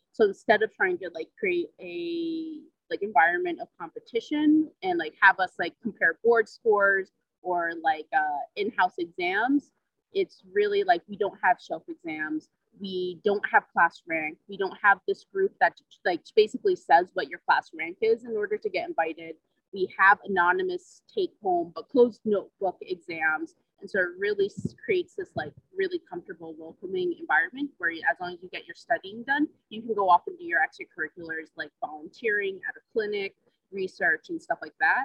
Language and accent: English; Rhode Island, United States; moved away as an adult; now in New Haven, United States; I grew up in uh, like in Rhode Island